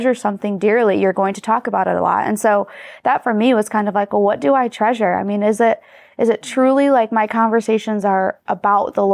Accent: Michigan, United States; we're from Michigan

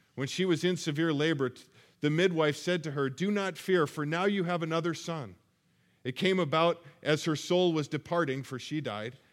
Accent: Colorado, United States; moved away as an adult; also born or lived in Iowa; I'm from Colorado

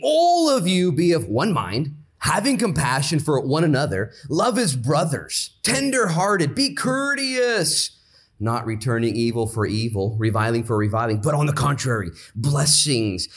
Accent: United States; I'm an American

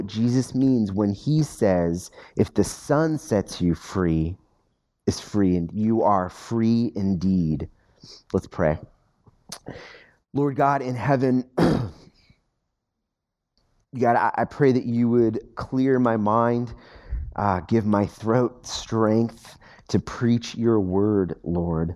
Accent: United States; as an American.

